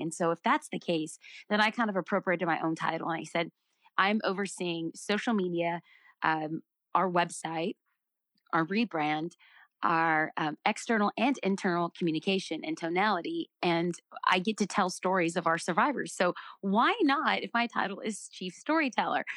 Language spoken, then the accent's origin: English; United States; I'm an American